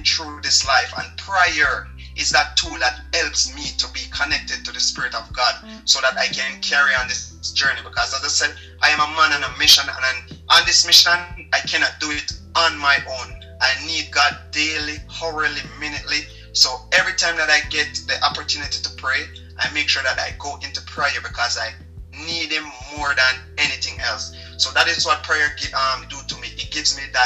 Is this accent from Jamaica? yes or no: yes; Jamaica; moved away as an adult; I'm from Jamaica